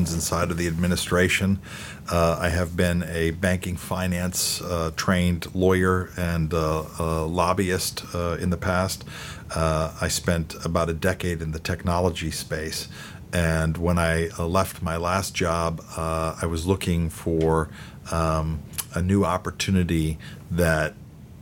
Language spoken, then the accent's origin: English; Germany; moved away as an adult; now in United States; I grew up in Germany until I was 19 years old before I came to the United States.